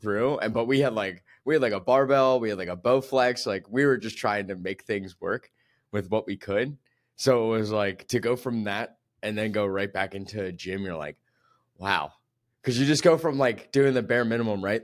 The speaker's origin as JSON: {"language": "English", "area": "right outside of Philadelphia", "region": "Pennsylvania", "country": "United States", "tie": "born or raised there", "moved": "yes", "said": "I'm from, like, right outside of Philly"}